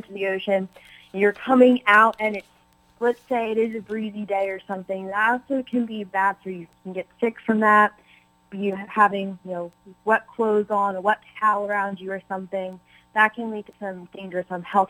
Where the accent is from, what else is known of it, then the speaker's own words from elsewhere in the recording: Mid-Atlantic, United States; moved away; I grew up in the Mid-Atlantic